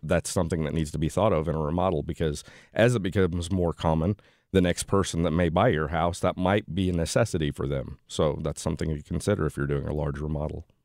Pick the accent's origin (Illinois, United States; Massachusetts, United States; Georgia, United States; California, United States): Illinois, United States; Central; moved away as an adult; now in St. Louis, United States; I'm from the Central Illinois area